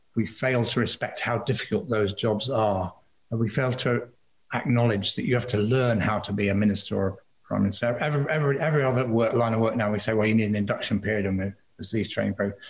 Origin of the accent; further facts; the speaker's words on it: Liverpool, North West England, United Kingdom; moved away; my hometown of Liverpool